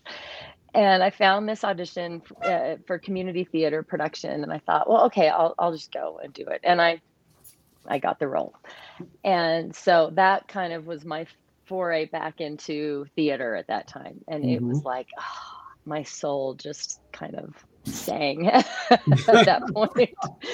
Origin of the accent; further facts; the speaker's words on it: Northern Utah, Southern Idaho, United States; as a kid growing up in Southern Idaho, Northern Utah